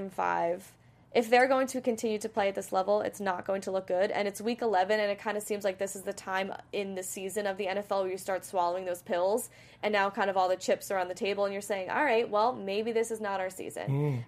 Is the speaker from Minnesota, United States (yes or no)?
no; New Jersey, United States; especially being from the New Jersey area.